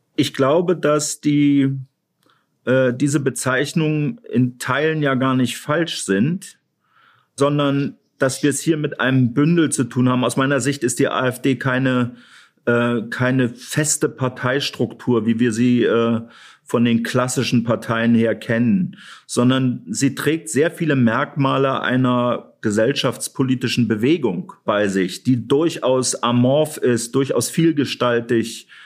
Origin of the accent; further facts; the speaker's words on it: Thuringia, Germany; als gebürtiger Thüringer